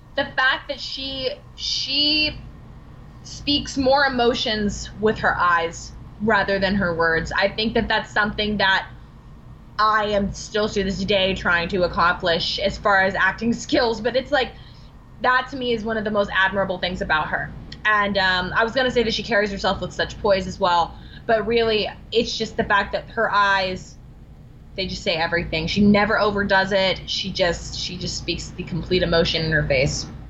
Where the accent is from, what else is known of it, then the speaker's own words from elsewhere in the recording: Alabama, United States; I went back to Alabama